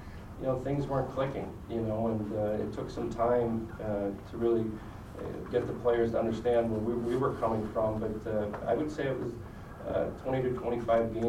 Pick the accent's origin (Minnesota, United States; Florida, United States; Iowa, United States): Minnesota, United States; South St. Paul; growing up in Minnesota and South St. Paul